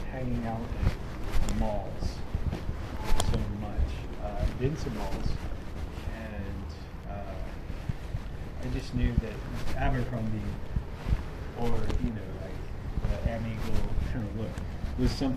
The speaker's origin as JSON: {"language": "English", "region": "the South", "country": "United States", "tie": "born or raised there", "said": "growing up in the South"}